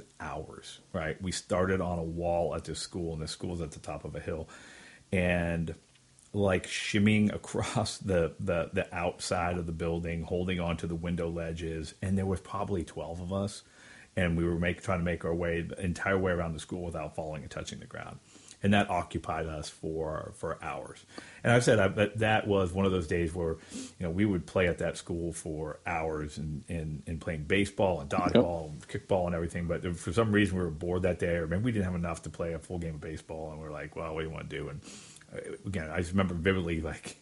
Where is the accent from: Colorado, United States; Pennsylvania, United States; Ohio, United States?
Pennsylvania, United States; Erie; the house we grew up with on Wayne Street